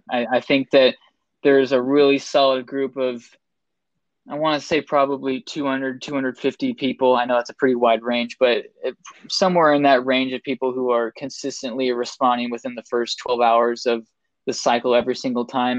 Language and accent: English; Seattle, Washington, United States; I'm originally from Seattle